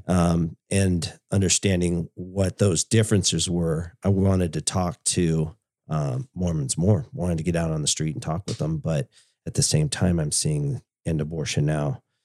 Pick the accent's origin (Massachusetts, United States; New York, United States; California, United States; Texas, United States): California, United States; we grew up in California, um, in high school.